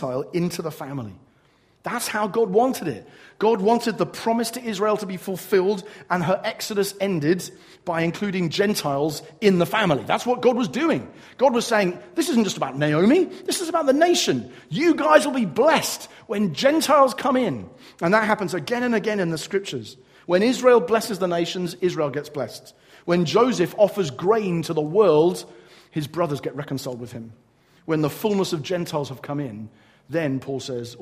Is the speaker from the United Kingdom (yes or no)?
yes; England, United Kingdom; I'm English